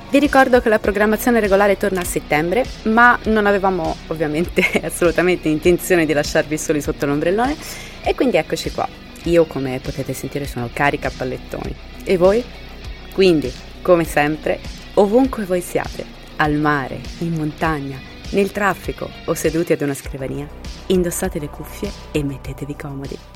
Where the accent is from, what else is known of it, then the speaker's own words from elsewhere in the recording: Rome, Lazio, Italy; born there; Ciao a tutti … sono nato a Roma nel 1979.